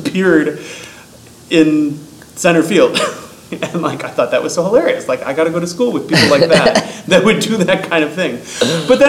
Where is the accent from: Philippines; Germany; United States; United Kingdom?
United States; Waukesha, Wisconsin; I'm from Waukesha, Wisconsin.